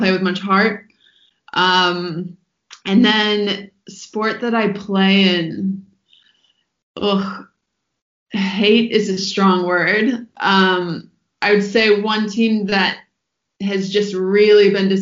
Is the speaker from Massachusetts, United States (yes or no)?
yes; Boston, Massachusetts, United States; now in Australia; I'm from Boston. Although I haven't followed it as much now that I've been living in Australia